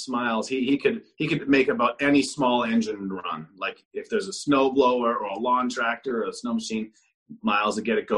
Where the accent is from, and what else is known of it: Pembroke, Ontario, Canada; born or raised there; moved away as an adult; also born or lived in Kitchener